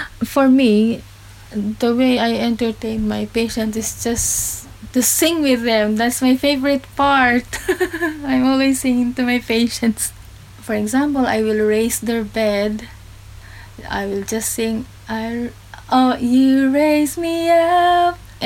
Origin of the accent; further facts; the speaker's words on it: Philippines; moved away as an adult; now in Cornwall, United Kingdom; I'm from the Philippines.